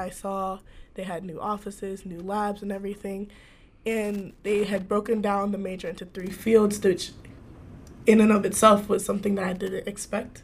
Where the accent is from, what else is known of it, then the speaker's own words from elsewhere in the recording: Shaker Heights, Ohio, United States; I went to school, high school in Shaker Heights, so I did grow up in Ohio